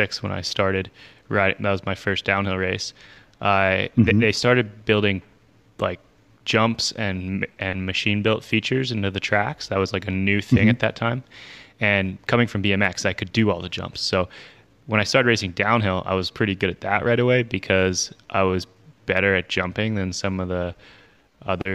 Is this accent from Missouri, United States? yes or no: no; outside of Philadelphia, Pennsylvania, United States; now in Brevard, United States; I grew up outside of Philadelphia